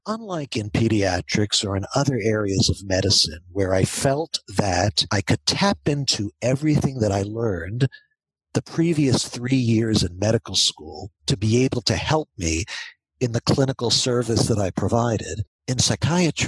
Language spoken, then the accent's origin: English; Baltimore, Maryland, United States; now in Atlanta, United States; I grew up in Baltimore